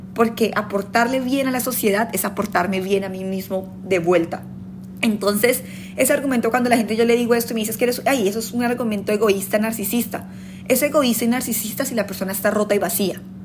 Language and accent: Spanish; Colombia; moved away; somos colombianos